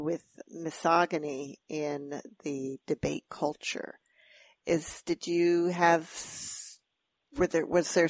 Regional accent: Iowa, United States; when I was growing up in Iowa, we did not have debate

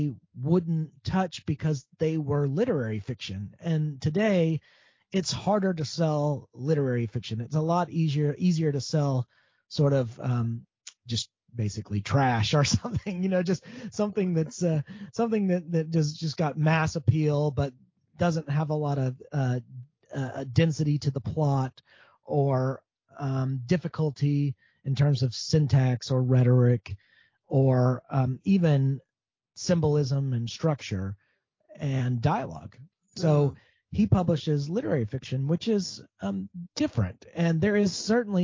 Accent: Marietta, Georgia, United States; moved away as an adult; also born or lived in Greenville, South Carolina / Morgantown, West Virginia; now in Alabama, United States; I grew up in Marietta, Georgia, which is set on the backdrop of some mountains

